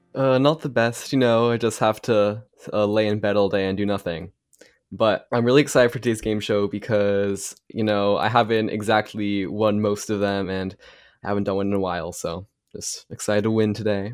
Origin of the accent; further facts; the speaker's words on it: New York, United States; I'm from New York too